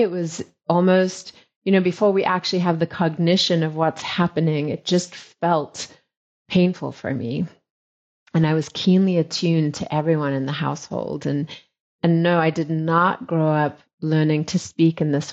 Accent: South Africa; I was born in South Africa, and my family, at that time when I was born to South Africa, there was a strong British influence.

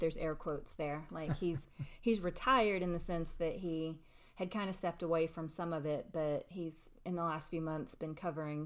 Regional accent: McMinn County, Tennessee, United States; I'm actually from here. I was born and raised in McMinn County

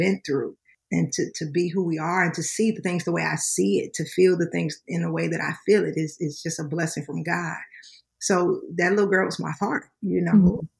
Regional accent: Baton Rouge, Louisiana, United States; We're from Baton Rouge, Louisiana. That's what my husband and I are originally from.

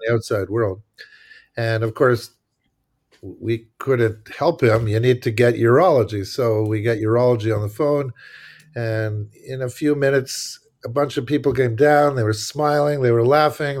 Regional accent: Montreal, Quebec, Canada; moved away as an adult; now in United States; I'm from Montreal, Quebec, Canada, so I'm not American, uh, although I sort of became an American, but not, not by birth

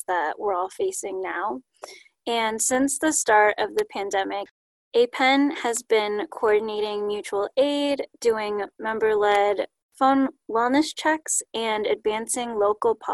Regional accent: Bay Area, California, United States; now in Davis, United States; I grew up in the Bay Area

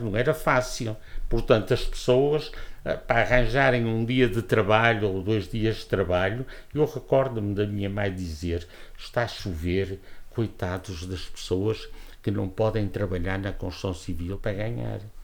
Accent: Portugal; also born or lived in Porto; Eu sou oriundo de Santa Marta, estudei aqui, fui para o Porto

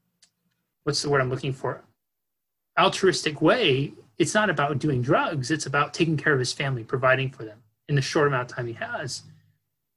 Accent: Northern California, United States; I grew up in Northern California

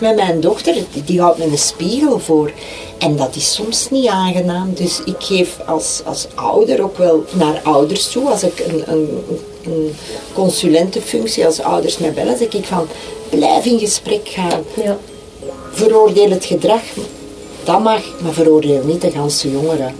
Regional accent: Flanders, Belgium; wij als Vlamingen zijn wij heel um, gesloten

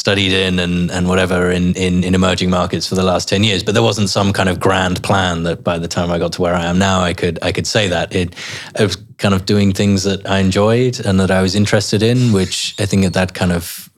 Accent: Herefordshire, West Midlands, United Kingdom; moved away; I grew up in Herefordshire, so a long way away from the Middle East

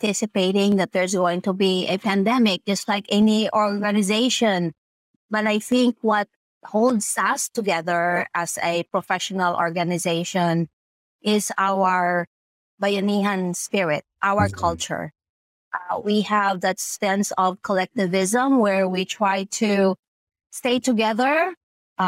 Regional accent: Philippines; now in United States; the values that we have as a Filipino

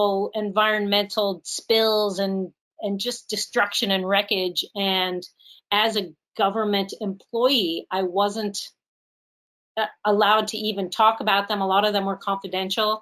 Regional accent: Pittsburgh, Pennsylvania, United States; moved away as an adult; I'm from Pittsburgh

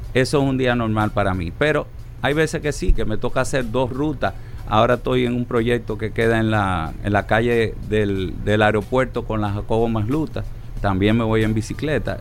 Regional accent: Santo Domingo, Distrito Nacional, Dominican Republic; mi ciudad natal, Santo Domingo

